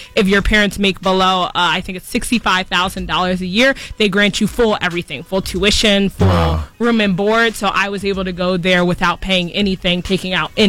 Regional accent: Philadelphia, Pennsylvania, United States; I grew up in Southwest Philadelphia.

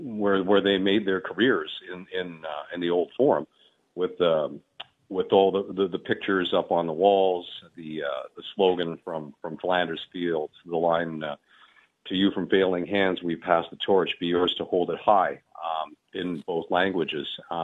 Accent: Winnipeg, Manitoba, Canada; moved away as an adult; also born or lived in Toronto / Montreal; I get to come to Winnipeg with the class of the CFL and with a team that's so closely tied to my hometown here

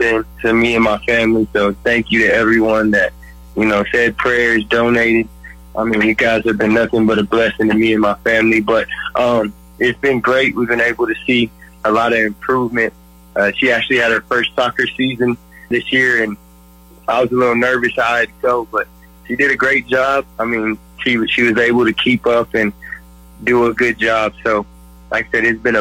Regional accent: West Texas, United States; I'm a West Texas guy.

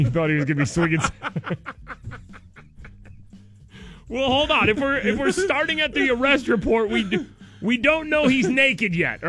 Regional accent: Idaho, United States; I'm from Idaho, and that's what people in the West eat instead of ketchup.

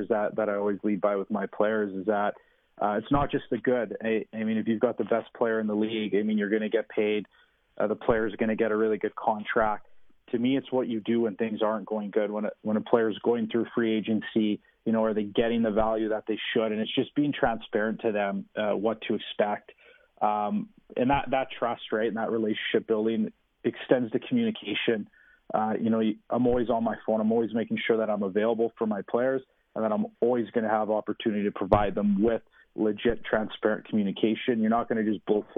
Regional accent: Saskatchewan, Canada; we're from Saskatchewan

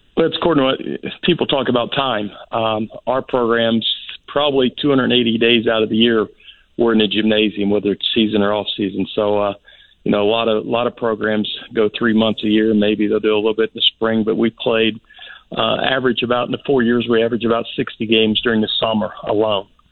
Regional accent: Indianapolis, Indiana, United States; moved away as an adult; now in Florida, United States; I'm from Indiana originally. Played high school and college basketball in in, in, in uh, Indianapolis, Indiana.

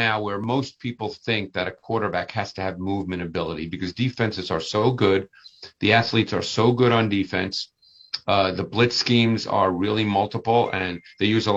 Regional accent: Northeast, United States; I grew up in the Northeast

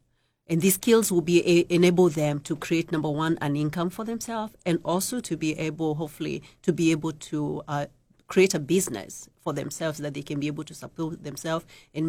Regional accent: Kenya; moved away as an adult; I came from Kenya 19 years ago with my two children, 2.5 and 8 years.

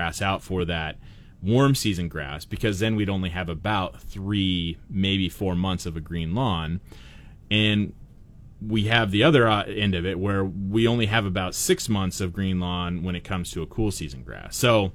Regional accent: Portland, Oregon, United States; now in Treasure Valley, United States; I grew up in Portland

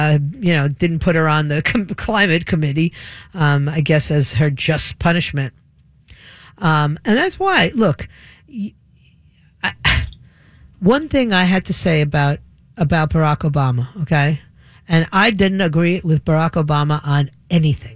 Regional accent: New York, United States; moved away; I was a kid growing up in New York.

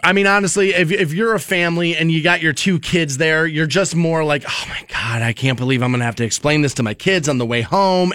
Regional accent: Cleveland, Ohio, United States; moved away; I come from Cleveland

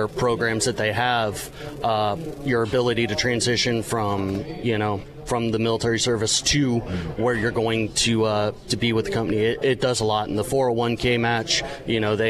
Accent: California, United States; moved away; I'm originally from California

